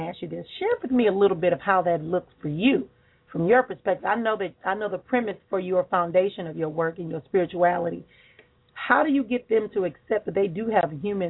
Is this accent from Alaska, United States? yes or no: no; Milwaukee, Wisconsin, United States; here in my hometown of Milwaukee, Wisconsin.